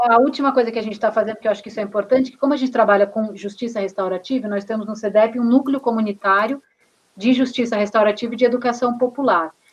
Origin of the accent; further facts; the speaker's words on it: Taboão da Serra, São Paulo, Brazil; eu sou aqui do Taboão da Serra, município colado, à é periferia sul de São Paulo, né? Nasci, cresci aqui